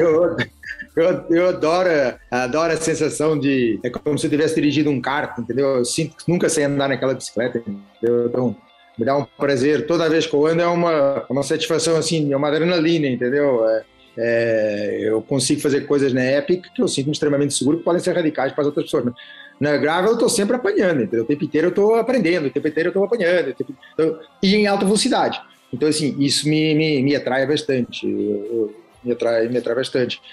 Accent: Portugal; a gente é português

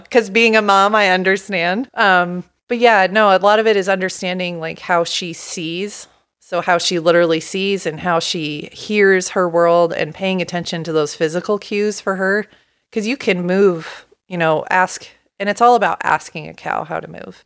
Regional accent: Portland, Oregon, United States; moved away as an adult; also born or lived in Pullman, Washington; I grew up in Portland

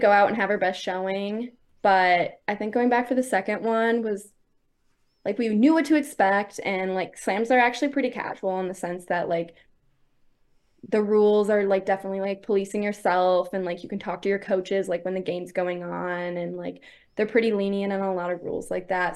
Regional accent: Midland, Michigan, United States; I'm from Michigan. I was born in Midland, which is, like, the center of the state, so Mid-Michigan is where I'm

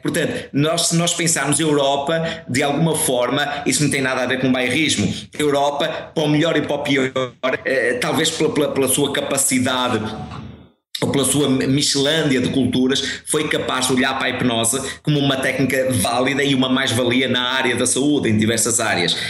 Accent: Guimarães, Braga, Portugal; now in Porto, Portugal; eu vivo no Porto um, ehm, e sou natural de Guimarães, mas vivo atualmente no Porto

